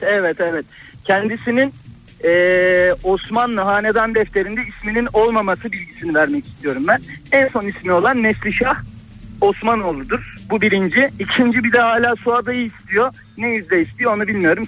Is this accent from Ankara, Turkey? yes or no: no; Edremit, Balıkesir, Turkey; ben Edremitliyim aslen